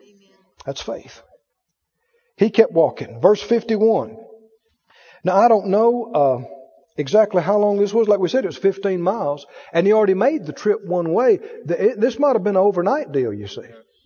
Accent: Mississippi, United States; I know Arkansas people will understand that. I'm from Mississippi.

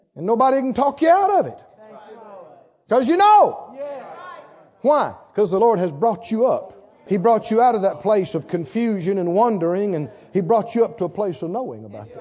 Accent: the South, United States; I'm from the South, I'm from the country, and I know because I was reared up generations to talk negative and think unbelief

